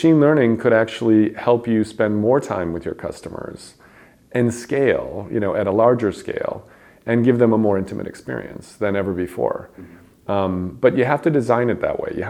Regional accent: Chicago, Illinois, United States; my hometown of Chicago

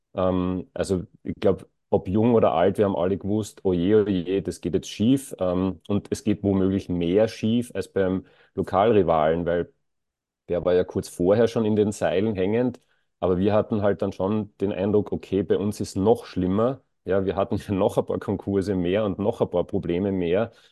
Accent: Graz, Styria, Austria; ich bin in der Nähe von der Korösi-Straße aufgewachsen

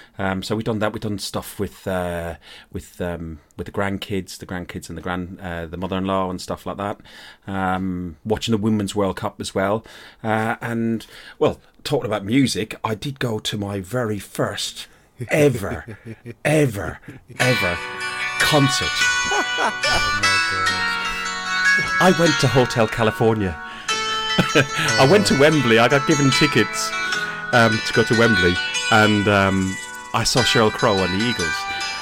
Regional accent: Ireland; I'm Irish.

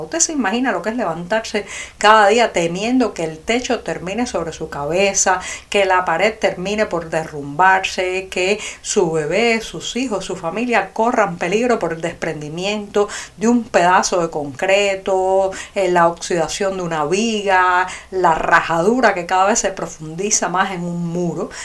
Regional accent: Cuba; also born or lived in Havana; tantos y tantos cubanos

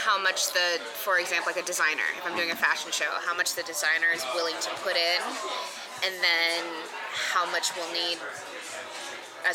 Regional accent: San Francisco, California, United States; moved away as an adult; also born or lived in Hawaii; now in Chicago, United States; I came from the West Coast, born and raised in San Francisco

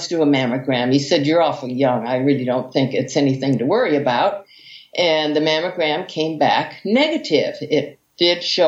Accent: United States; also born or lived in Hawaii; I'm an American

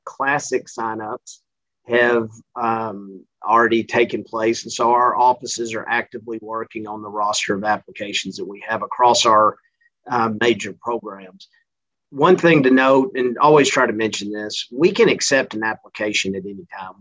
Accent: Central Texas, United States; moved away as an adult; also born or lived in Mississippi / Louisiana; now in Missouri, United States; This accent is not from Missouri. I'm originally from Central Texas

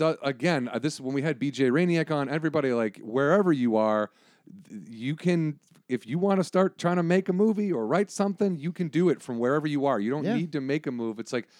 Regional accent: Illinois, United States; moved away; also born or lived in northern Wisconsin; A small town in Illinois. I spent a lot of time in northern Wisconsin.

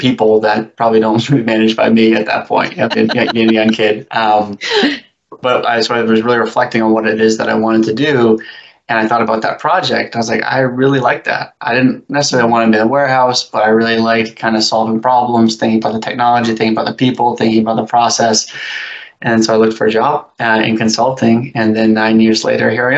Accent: New Hampshire, United States; I grew up in New Hampshire

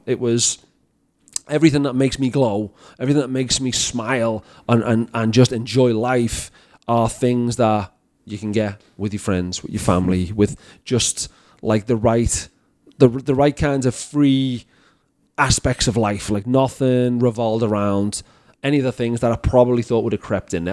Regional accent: Liverpool, North West England, United Kingdom; now in Canada; I'm from Liverpool.

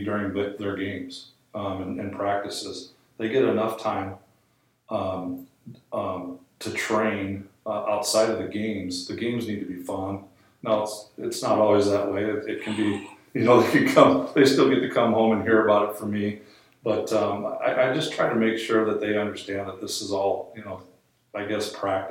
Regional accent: Sioux Falls, South Dakota, United States; moved away as an adult; also born or lived in Kearney, Nebraska; now in Firth, United States; I'm from Sioux Falls.

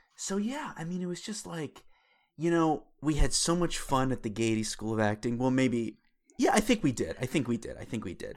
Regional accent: Pittsburgh, Pennsylvania, United States; I'm from Pittsburgh, Pennsylvania

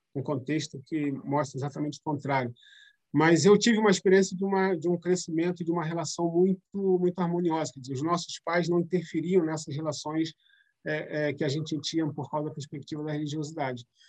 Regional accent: São Gonçalo, Rio de Janeiro, Brazil; na área onde eu cresci, é perto do, do Shopping São Gonçalo, lá perto da BR

